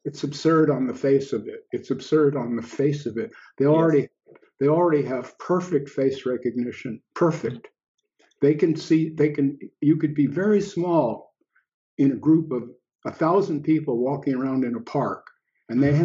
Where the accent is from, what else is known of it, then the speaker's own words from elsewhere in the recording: United States; moved away as an adult; an expatriate, so here I am in another country and I'm looking back at my birth country